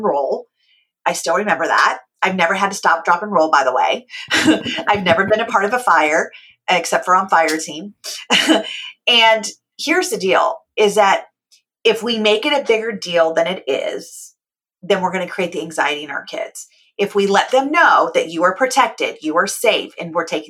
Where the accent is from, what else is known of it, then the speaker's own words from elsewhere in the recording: California, United States; I was born and raised in California.